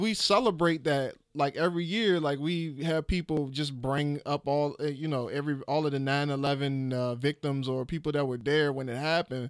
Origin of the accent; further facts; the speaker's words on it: Petersburg, Virginia, United States; in fifth grade in Westview Elementary in Petersburg, Virginia